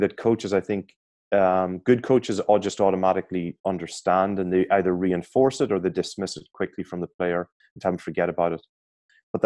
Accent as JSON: {"language": "English", "country": "Ireland", "said": "I'm an Irish guy."}